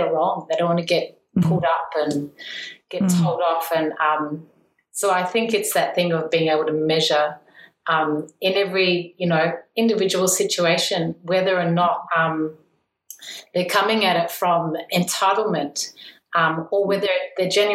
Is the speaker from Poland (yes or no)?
no; Australia; also born or lived in North Shore, New Zealand; now in New Zealand; being an Australian, our casual racism is next level.